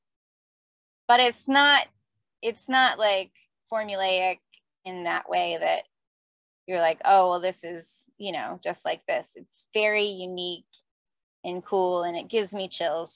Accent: South Florida, United States; I grew up in South Florida

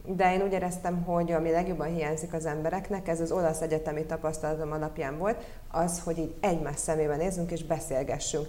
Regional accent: Budapest, Hungary; also born or lived in Rome; ide születtem Budapestre

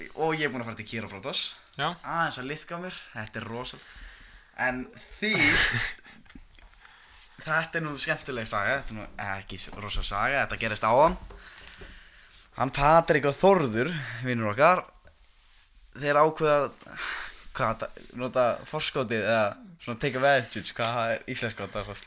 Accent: Reykjanesbær, Southern Peninsula, Iceland

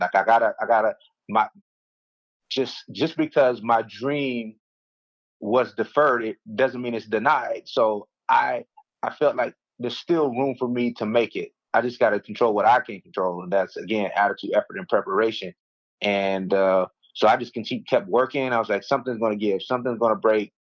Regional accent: Mulberry, Florida, United States; grew up in a small town of 3,000 people in a little, little place called Mulberry, Florida

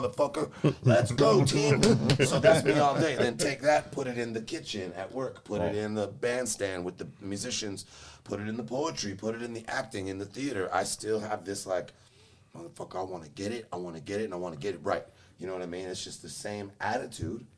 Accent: Los Angeles, California, United States; moved away as an adult; now in Charlotte, United States; I'm from LA, man. From Los Angeles

